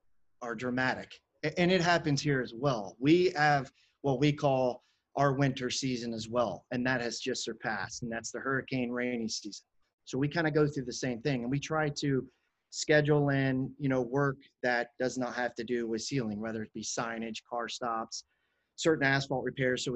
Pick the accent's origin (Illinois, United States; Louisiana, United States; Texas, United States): Illinois, United States; Chicago; now in Florida, United States; I'm from Chicago, right? Yep. As a child